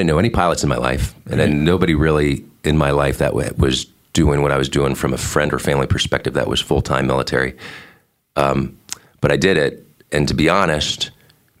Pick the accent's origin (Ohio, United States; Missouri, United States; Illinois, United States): Ohio, United States; Columbus; moved away as an adult; also born or lived in Boston, Massachusetts; now in Fernandina Beach, United States; We ended up in Ohio, Columbus, Ohio. And so I would call Ohio home just because I spent the most time there. Got there in second grade, graduated from there